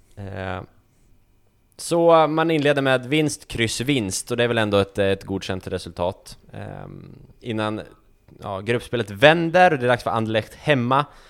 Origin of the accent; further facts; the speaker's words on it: Västerås, Västmanland, Sweden; jag var hemma på min altan hemma i Västerås, på, i villan jag uppväxt